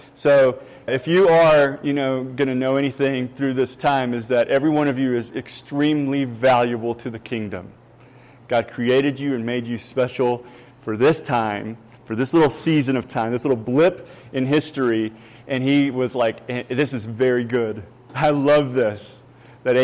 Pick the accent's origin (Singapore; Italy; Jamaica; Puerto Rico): Puerto Rico; English is a second language; also born or lived in Kentucky; now in Texas, United States; And now I'm originally from Puerto Rico. I ended up in Kentucky. That's where I met my Southern Belle over there. She taught me English. I got a little bit of a hick accent.